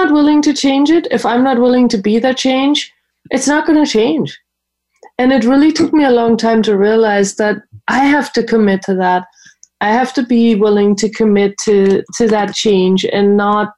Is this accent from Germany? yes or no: yes; Germany; moved away; I grew up in Germany. We didn't have that program